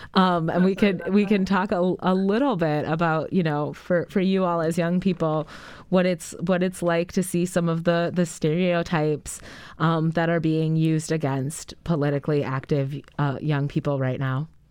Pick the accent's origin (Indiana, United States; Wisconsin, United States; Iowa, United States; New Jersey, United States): Wisconsin, United States; Madison; growing up in on the east side of Madison, Wisconsin